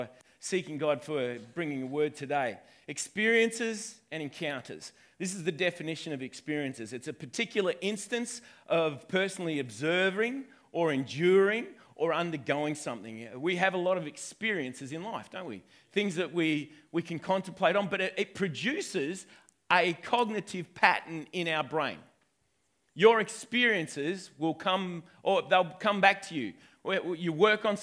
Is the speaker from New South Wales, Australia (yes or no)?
yes; Wentworth, New South Wales, Australia; I'm originally from Wentworth, but my lineage goes all the way back to Scotland